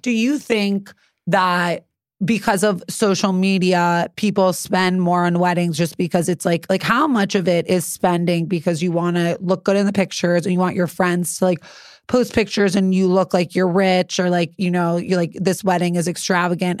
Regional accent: New York City, New York, United States; I'm really from the Upper East Side

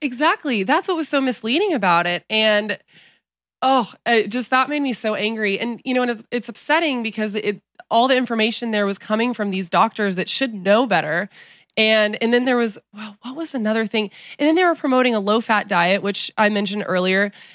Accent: San Antonio, Texas, United States; also born or lived in Telluride, Colorado; I was born in San Antonio, Texas, but I grew up back and forth between Texas and Colorado, a little town called Telluride

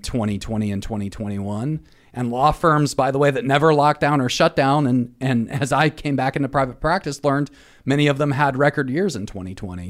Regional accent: North Carolina, United States; my home state of North Carolina

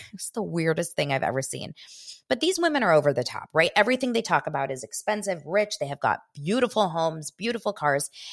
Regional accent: West Hollywood, California, United States; I grew up in West Hollywood

